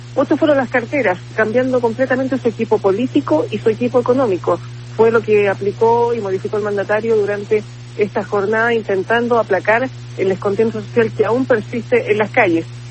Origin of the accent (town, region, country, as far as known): Chile